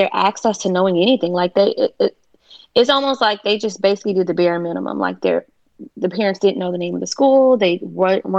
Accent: North Miami, Florida, United States; growing up in North Miami, where I'm from, it's like mostly Haitian. And I'm Haitian too

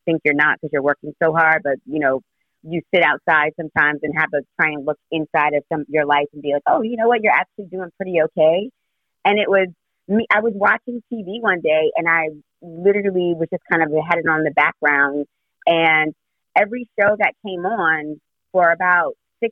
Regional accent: New York City, New York, United States; also born or lived in Orlando; I'm originally from Brooklyn. My family's here

